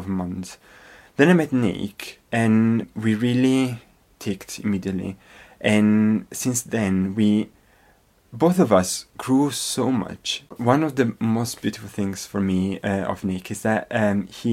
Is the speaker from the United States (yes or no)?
no; Verona, Veneto, Italy; English is a second language; moved away as an adult; also born or lived in Scotland / Manchester; now in United Kingdom; I come from Verona